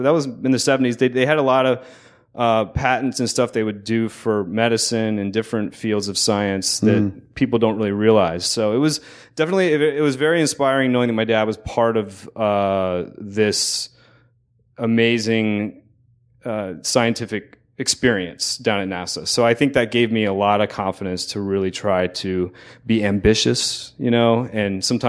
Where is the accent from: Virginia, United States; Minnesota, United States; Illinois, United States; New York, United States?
Virginia, United States; Newport News; I came all the way from, I was born in Newport News, Virginia.